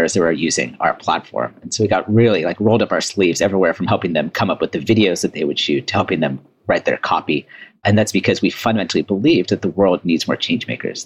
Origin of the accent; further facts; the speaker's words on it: Bay Area, Silicon Valley, California, United States; moved away as an adult; also born or lived in Washington, D.C.; me growing up in the Bay Area, in Silicon Valley, in the heart of innovation